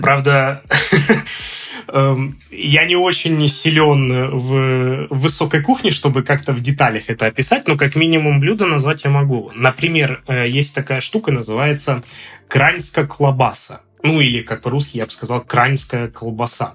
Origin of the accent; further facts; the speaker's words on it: Omsk, Omsk Oblast, Russia; moved away as an adult; also born or lived in Moscow, Russia; now in Ljubljana, Slovenia; Я родился в Омске, в Западной Сибири.